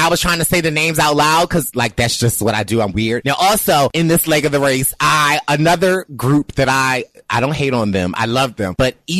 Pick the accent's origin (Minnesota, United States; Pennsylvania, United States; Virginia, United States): Pennsylvania, United States; Philadelphia; you know I'm from Philly.